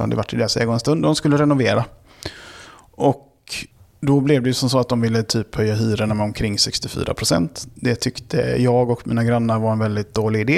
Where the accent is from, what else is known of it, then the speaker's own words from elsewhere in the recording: Gothenburg, Västra Götaland, Sweden; accent: göteborgska; moved away as an adult; also born or lived in Karlshamn, Blekinge; now in Stockholm, Sweden; alla mina formativa år har varit i Göteborg